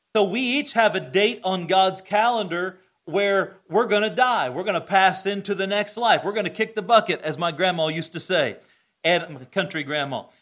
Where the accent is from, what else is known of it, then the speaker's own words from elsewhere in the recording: United States; I'm thankful to be an American citizen